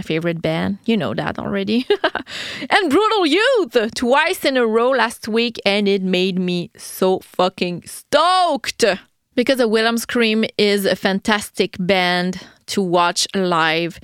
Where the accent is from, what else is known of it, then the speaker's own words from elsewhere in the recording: Quebec City, Quebec, Canada; first language French; English is a second language; I'm from Quebec City in Canada